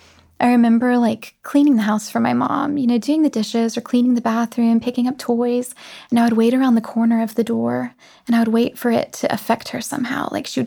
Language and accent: English; the South, United States; accent: Southern; Like, I'm from the South originally, and you wouldn't know it to hear my voice.